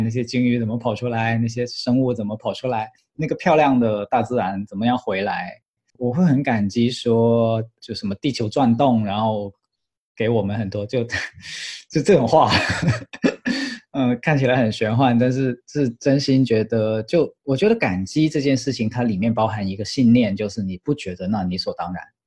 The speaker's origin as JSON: {"language": "Chinese", "region": "Guangdong", "country": "China", "said": "我是个广东人"}